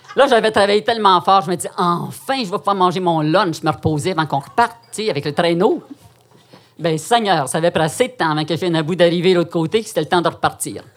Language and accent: French; Quebec, Canada; also born or lived in Outaouais; une fille timide, québécoise